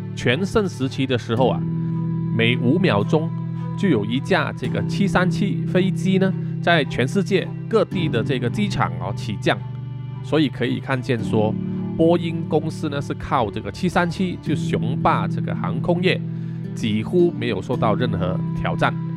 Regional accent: Malaysia; 我们马来西亚人

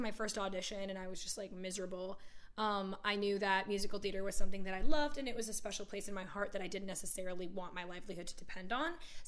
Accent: Virginia, United States; born there; I'm really not from anywhere. Like, I was born in Virginia, but I don't claim it.

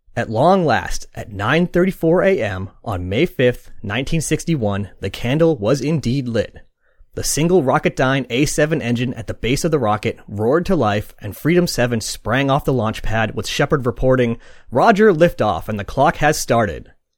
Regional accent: Boston, Massachusetts, United States; I am from Boston, but I'm not going to attempt the accent.

